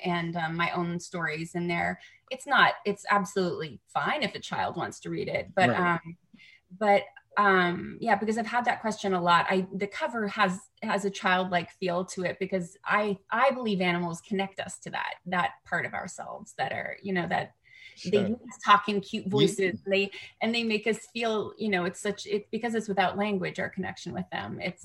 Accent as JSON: {"language": "English", "country": "Canada", "moved": "yes", "lives_now": "United States", "said": "I'm a Canadian in America who can vote now"}